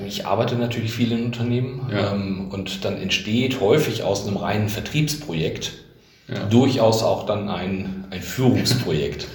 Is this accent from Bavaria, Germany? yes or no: no; Bielefeld, North Rhine-Westphalia, Germany; als Bielefelder